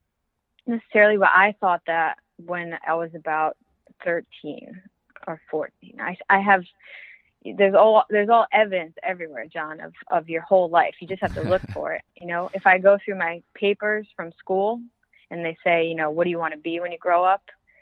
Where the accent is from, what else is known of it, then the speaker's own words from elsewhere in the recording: Northeast, United States; I could talk fast. I'm from the Northeast, so I can talk fast.